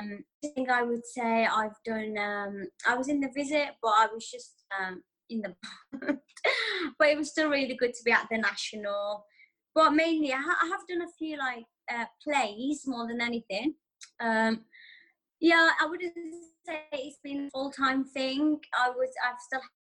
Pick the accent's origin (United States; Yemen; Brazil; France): Yemen; first language Arabic; English is a second language; moved away; I could even speak proper English because obviously I'm from Yemen.